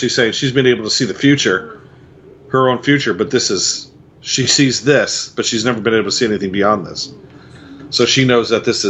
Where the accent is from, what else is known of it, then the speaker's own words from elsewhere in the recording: Quakertown, Pennsylvania, United States; From the time we grew up in Quakertown, there were two malls.